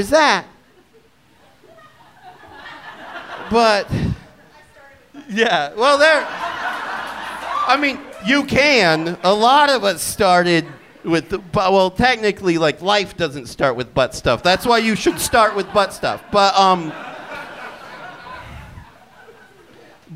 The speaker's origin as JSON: {"language": "English", "region": "Utah", "country": "United States", "tie": "born or raised there", "also_born_or_lived": "Seattle, Washington", "moved": "yes", "said": "I'm from Utah County that is in Utah Valley that is next"}